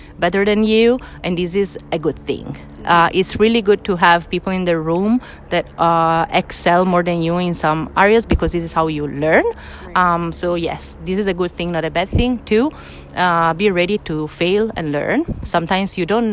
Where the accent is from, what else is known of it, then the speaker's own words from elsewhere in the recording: Italy; moved away as an adult; now in Barcelona, Spain; I'm come from Italy, and I moved in sunny Barcelona to work at TypeForm